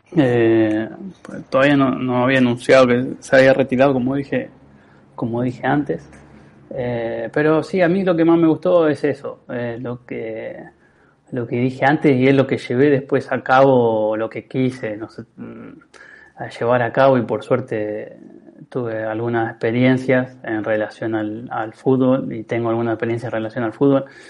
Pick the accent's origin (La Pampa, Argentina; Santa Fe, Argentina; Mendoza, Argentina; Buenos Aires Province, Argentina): Santa Fe, Argentina; Rafaela area; jugué en, Liga Rafaelina, en, eh, casi semi-amateur en, el club de mi pueblo, pero jugué de los seis años hasta, hasta llegar a primera